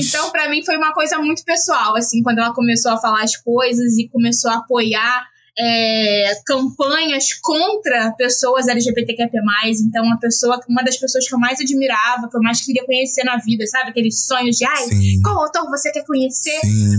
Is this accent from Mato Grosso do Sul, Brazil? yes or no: no; Rio de Janeiro, Brazil; a gente é da Zona Norte